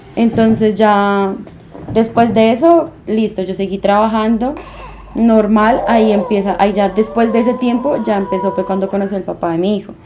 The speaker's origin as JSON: {"language": "Spanish", "region": "Bogotá", "country": "Colombia", "also_born_or_lived": "Medellín", "accent": "rola", "said": "Y yo, de Bogotá"}